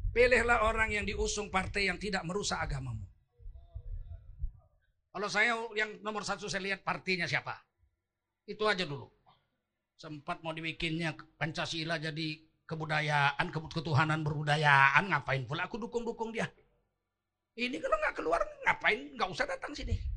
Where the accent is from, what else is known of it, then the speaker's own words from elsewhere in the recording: Medan, North Sumatra, Indonesia; Soal gayanya saya tengkurukan yang keras begini saya orang Medan. Orang Medan kan memang begini, Bib. Kami orang Medan begini, tak senang kau.